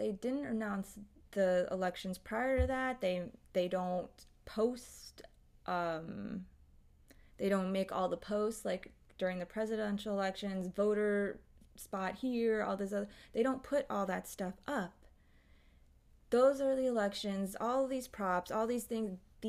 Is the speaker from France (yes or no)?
no; United Kingdom; I am a British person living... okay, no worries. Living in London